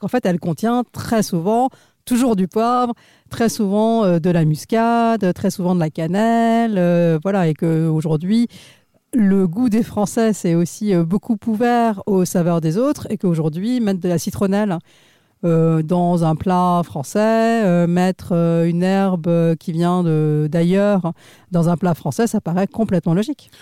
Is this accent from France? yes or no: no; India; moved away; je suis née en Inde